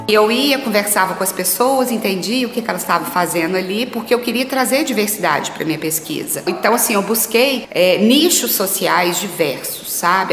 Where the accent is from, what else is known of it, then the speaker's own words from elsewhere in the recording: Manhumirim, Minas Gerais, Brazil; moved away as an adult; now in Belo Horizonte, Brazil; Eu vim para Belo Horizonte há, há 20 anos, né? Eu sou natural de Manhumirim